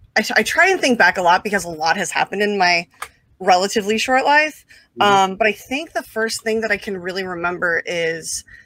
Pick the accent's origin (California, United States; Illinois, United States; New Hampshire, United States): California, United States; San Jose; also born or lived in Santa Clara, California; I grew up in San Jose, which is literally like a 5-minute drive from Santa Clara.